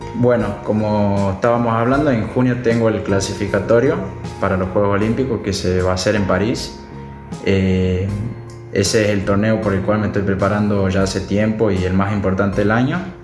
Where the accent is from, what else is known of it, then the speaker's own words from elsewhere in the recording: Tucumán, Argentina; soy el único tucumano